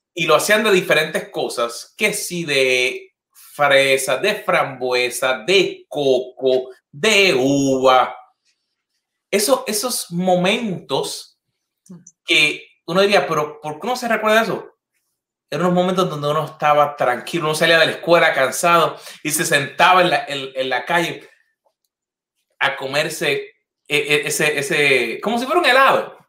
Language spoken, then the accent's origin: Spanish; Puerto Rico; moved away; las últimas veces que, que he ido a Puerto Rico